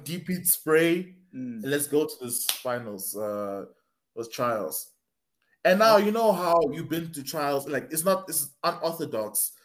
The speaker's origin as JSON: {"language": "English", "country": "South Africa", "said": "I am from South Africa."}